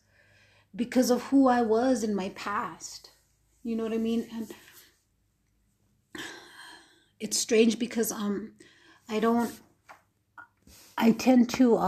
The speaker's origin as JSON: {"language": "English", "region": "New Mexico", "country": "United States", "tie": "born or raised there", "said": "I was born and raised in New Mexico"}